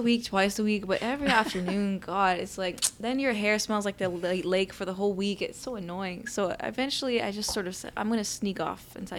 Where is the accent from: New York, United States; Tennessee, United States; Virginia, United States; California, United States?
New York, United States; also born or lived in Bombay, India; I grew up right here in Manhattan, in Murray Hill on 38th and Lexington.